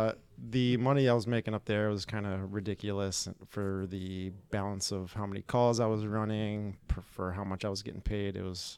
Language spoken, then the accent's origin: English; South Florida, United States; moved away as an adult; now in Central Florida, United States; I'm originally from South Florida